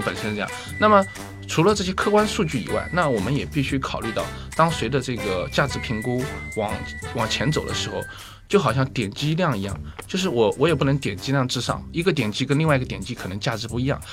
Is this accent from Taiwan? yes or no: no; rural Anhui, China; now in Shanghai, China; 我就是一个安徽农村出来的人